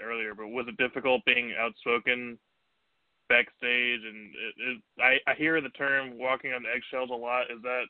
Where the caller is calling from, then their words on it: Virginia, United States; Hey, this is … from Virginia calling in again.